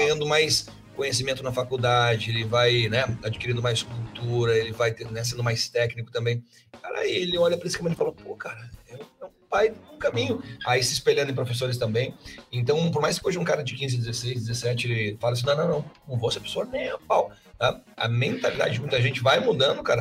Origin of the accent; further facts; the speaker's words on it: Palotina, Paraná, Brazil; eu sou lá do interior do Paraná, lá do meio do soja.